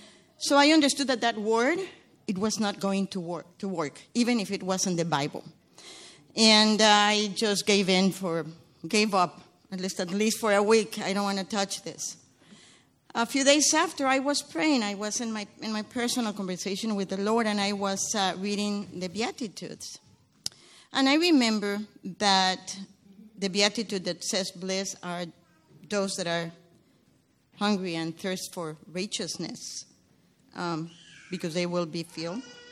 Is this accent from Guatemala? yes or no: yes; Guatemala; I come from Guatemala. It's a small country in Central America that is in turmoil.